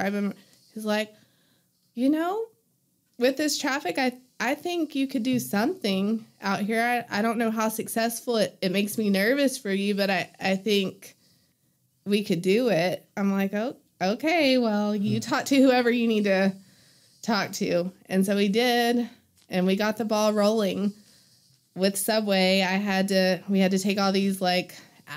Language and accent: English; Hobbs, New Mexico, United States; moved away as an adult; now in Greenwood, United States; I grew up in Hobbs